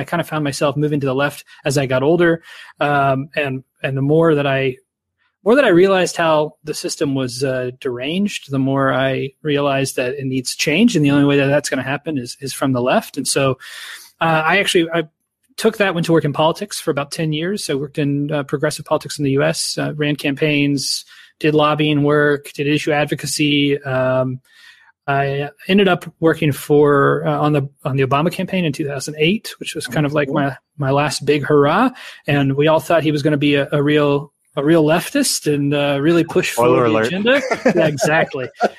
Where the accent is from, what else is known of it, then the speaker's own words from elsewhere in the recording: Dayton, Ohio, United States; So I grew up in Dayton, Ohio in the U.S.